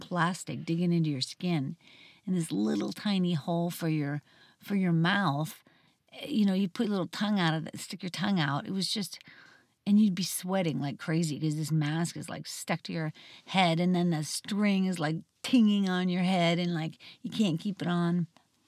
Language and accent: English; outside of Pittsburgh, Pennsylvania, United States; I grew up outside of Pittsburgh, Pennsylvania, really a very rural area.